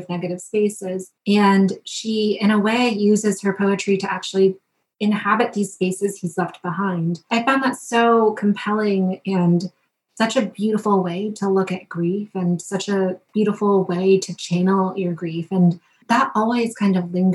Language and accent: English; Wethersfield, Connecticut, United States; I grew up in Wethersfield. It's considered one of the most ancient towns in Connecticut